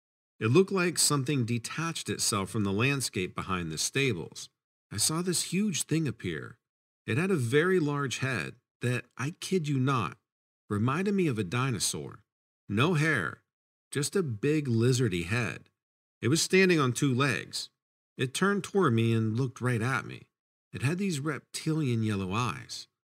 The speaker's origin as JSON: {"language": "English", "region": "Kentucky", "country": "United States", "tie": "born or raised there", "said": "I grew up in Kentucky on a horse breeding farm, so my love of horses runs deep."}